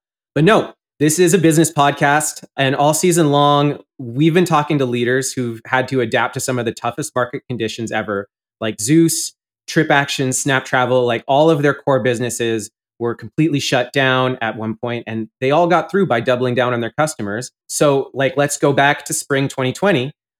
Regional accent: Canada; moved away as an adult; now in Arizona, United States; I grew up in Canada.

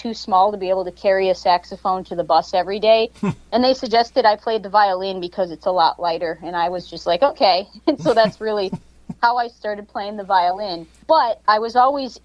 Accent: Lewiston, New York, United States; now in Las Vegas, United States; I grew up in Lewiston, New York, which is kind of a suburb of Buffalo.

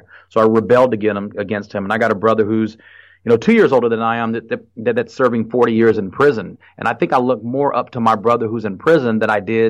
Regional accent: Fort Worth, Texas, United States; also born or lived in San Jose, California; when I was growing up in Fort Worth

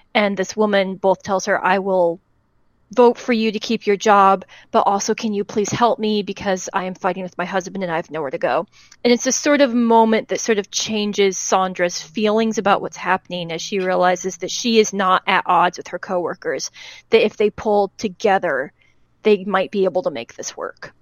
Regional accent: United States; as an American

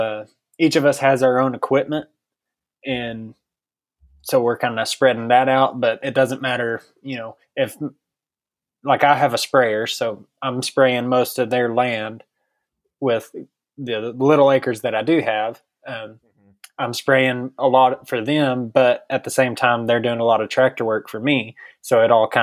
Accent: Brownfield, Texas, United States; I'm from Brownfield, Texas, down in Terry County. I graduated high school in 2013

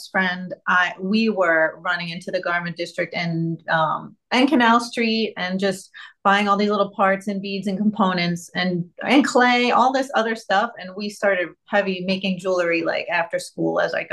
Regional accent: New York City, New York, United States; I was growing up in Brooklyn, New York

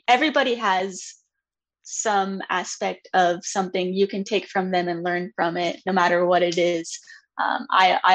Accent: Lancaster, Ohio, United States; I grew up in Ohio

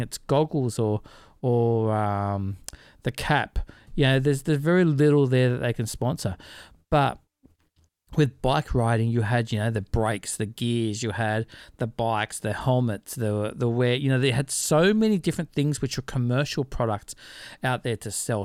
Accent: Australia; we're Aussie

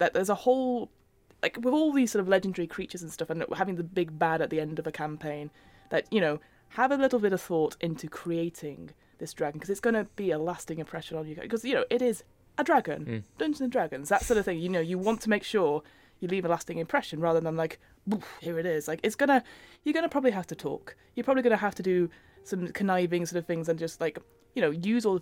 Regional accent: United Kingdom; now in United States; as a British person in America

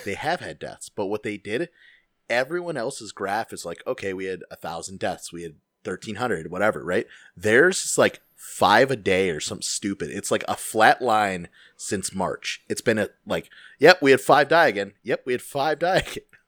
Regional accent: Chicago, Illinois, United States; As a Chicagoan

